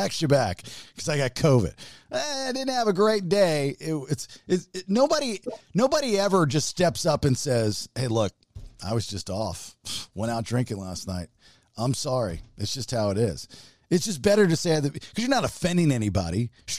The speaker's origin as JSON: {"language": "English", "town": "Baltimore", "region": "Maryland", "country": "United States", "tie": "born or raised there", "said": "And growing up in Baltimore, you know, Oprah was on the news up there before she became Oprah."}